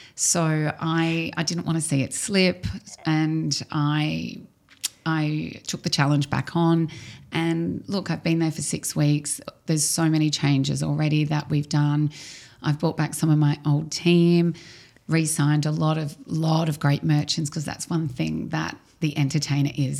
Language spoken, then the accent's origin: English; Melbourne, Victoria, Australia; moved away as an adult; now in Dubai, United Arab Emirates; I'm from Australia, I'm from Melbourne